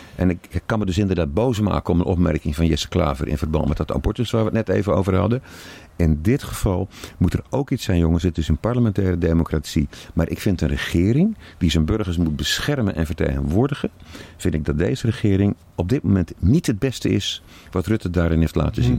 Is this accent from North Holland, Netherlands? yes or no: no; Zeeland, Netherlands; ik kom uit Zeeland